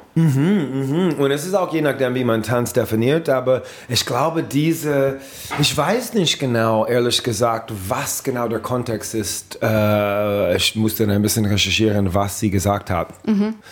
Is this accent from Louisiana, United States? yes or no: yes; New Orleans, Louisiana, United States; German is a second language; moved away; in New Orleans, ähm, meine Heimat